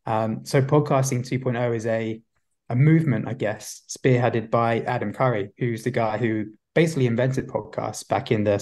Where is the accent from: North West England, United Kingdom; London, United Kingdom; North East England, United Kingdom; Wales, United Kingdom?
London, United Kingdom; I'm actually from London. Yeah, but maybe there's a bit of an Aussie twang. I've never actually been to Australia